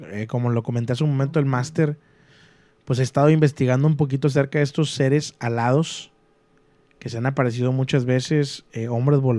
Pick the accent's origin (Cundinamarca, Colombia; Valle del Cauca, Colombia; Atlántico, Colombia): Cundinamarca, Colombia; Soy de Colombia, pero te quiero contar algo que me pasó. No sé si será un don o no sé. Yo viví mi infancia en un pueblo cerca de Bogotá a dos horas en una finca.